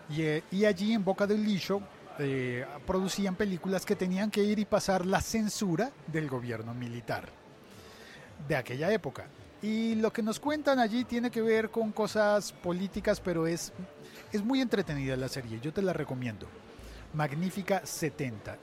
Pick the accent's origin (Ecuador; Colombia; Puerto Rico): Colombia; en mi país, en Colombia